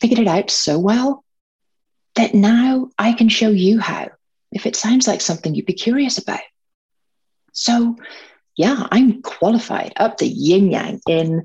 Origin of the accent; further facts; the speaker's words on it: Northern Ireland, United Kingdom; grew up in Northern Ireland, surrounded by guns and bombs